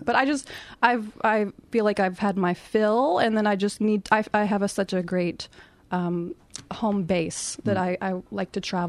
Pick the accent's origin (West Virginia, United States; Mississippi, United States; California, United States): West Virginia, United States; Okay, I'm from West Virginia in the U.S.